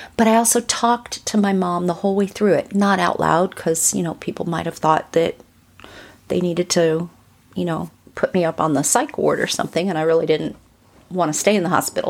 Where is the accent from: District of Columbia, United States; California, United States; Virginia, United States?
California, United States; Burbank; I grew up in Burbank in California, right outside of L A, like right over the hill from Hollywood